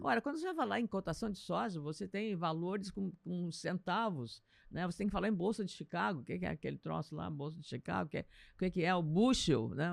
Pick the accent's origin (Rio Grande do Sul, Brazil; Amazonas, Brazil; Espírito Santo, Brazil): Rio Grande do Sul, Brazil; Lagoa Vermelha; moved away; Lagoa Vermelha, minha terra, né? sou de Lagoa Vermelha, é, região nordeste do estado